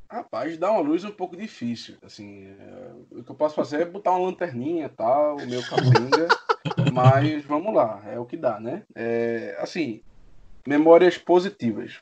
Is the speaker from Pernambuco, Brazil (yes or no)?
yes; Recife, Pernambuco, Brazil; eu sou de Recife